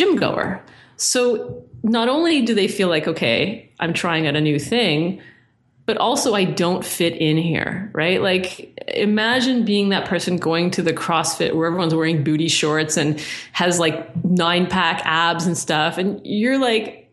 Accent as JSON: {"language": "English", "town": "Toronto", "region": "Ontario", "country": "Canada", "said": "I come from Toronto where it's very mixy"}